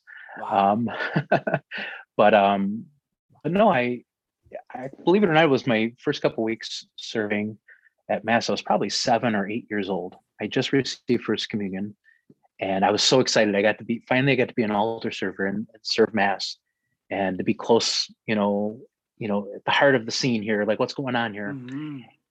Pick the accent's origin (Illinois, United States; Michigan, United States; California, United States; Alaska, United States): Michigan, United States; Romulus; I grew up in Romulus, Michigan.